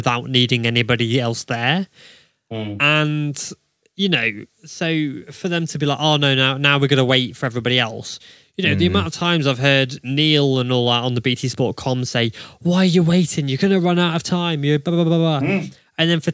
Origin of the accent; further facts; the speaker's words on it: United Kingdom; We're British